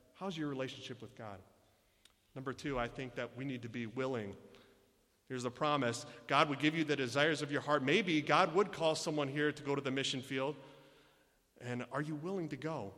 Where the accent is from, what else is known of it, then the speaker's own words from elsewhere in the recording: Michigan, United States; I was born and raised here in Michigan